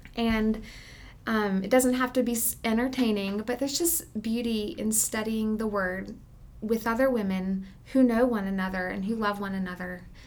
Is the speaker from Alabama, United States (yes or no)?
yes; Alabama, United States; moved away as an adult; also born or lived in Southeast United States; now in Canyon, Texas, United States; We moved from Alabama, and, um, really, this is my first introduction to Texas. I've spent my entire life in the Southeast.